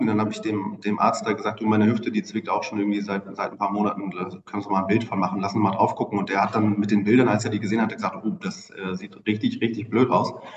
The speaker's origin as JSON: {"language": "German", "region": "Bremen", "country": "Germany", "tie": "born or raised there", "also_born_or_lived": "Oldenburg", "moved": "as an adult", "lives_now": "Hamburg, Germany", "said": "einem äh, gebürtigen Bremer"}